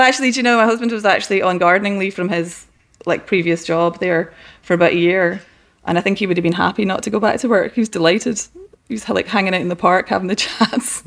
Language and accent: English; west coast of Scotland, United Kingdom; moved away; I grew up in a small town in the west coast of Scotland